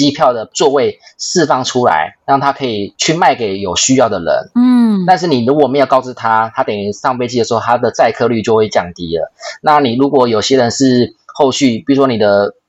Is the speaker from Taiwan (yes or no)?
yes; Taiwan; moved away; 我是台湾人嘛，我很久没有回台湾了，所以我可能想要去找安琪喝个咖啡